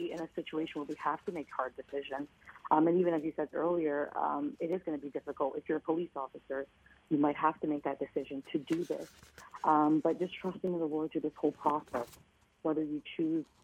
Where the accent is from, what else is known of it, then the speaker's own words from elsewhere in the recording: Canada; I used to pride myself on being a Canadian, and having parents immigrate from Africa